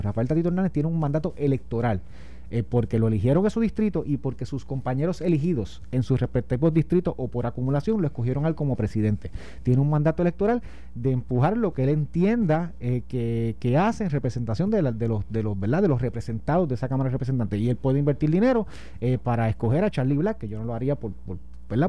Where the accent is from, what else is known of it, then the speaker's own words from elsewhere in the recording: Puerto Rico; los puertorriqueños somos distintos, de que acá somos pobres